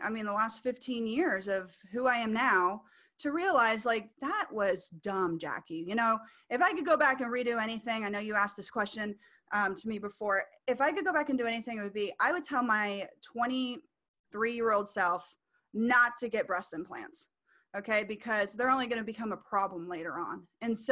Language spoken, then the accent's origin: English; Orlando, Florida, United States; I'm from Orlando, Florida